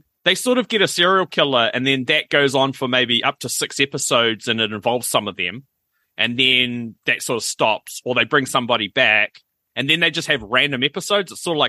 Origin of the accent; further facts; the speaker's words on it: New Zealand; we're from New Zealand